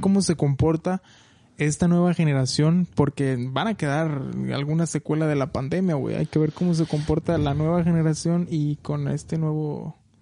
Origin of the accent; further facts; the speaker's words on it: Michoacán, Mexico; moved away as an adult; now in United States; soy mexicano, obviamente, de Michoacán, de por la parte centro del país. Y pues nada, allá estudié, allá me crié, allá tuve toda mi vida